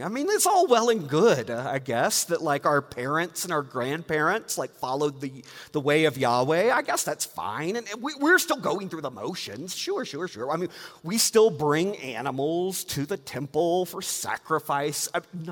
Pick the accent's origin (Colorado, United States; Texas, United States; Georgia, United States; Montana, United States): Georgia, United States; I grew up in Georgia, and my grandparents had a lake house in the North Georgia Mountains